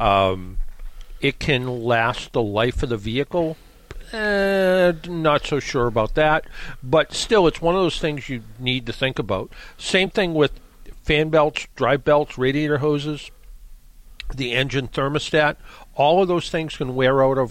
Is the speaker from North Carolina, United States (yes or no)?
no; Brockton, Massachusetts, United States; I grew up in Brockton